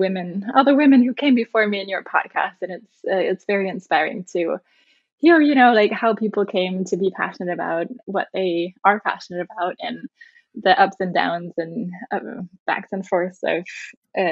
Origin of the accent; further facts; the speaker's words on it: Germany; moved away as an adult; also born or lived in Netherlands / United Kingdom; I grew up in Germany.